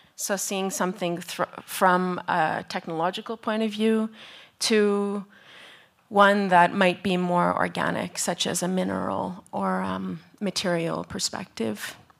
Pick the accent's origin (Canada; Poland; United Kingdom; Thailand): Canada; now in Tromsø, Norway; I'm from Canada, but I'm currently based in Norway